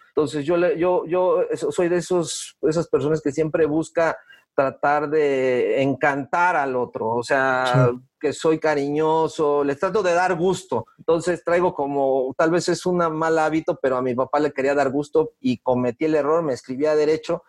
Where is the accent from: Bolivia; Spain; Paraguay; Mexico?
Mexico; Mexico City; moved away as an adult; also born or lived in Toluca; now in Querétaro, Mexico; nazco en la Ciudad de México, aunque yo me considero 100% queretano